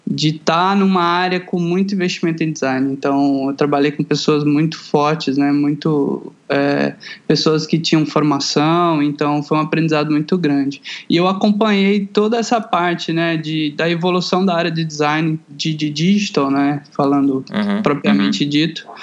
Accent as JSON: {"language": "Portuguese", "town": "Goiânia", "region": "Goiás", "country": "Brazil", "moved": "as an adult", "lives_now": "São Paulo, Brazil", "said": "Eu sou de Goiânia, Goiás, ah, né? Tá. Centro-Oeste brasileiro."}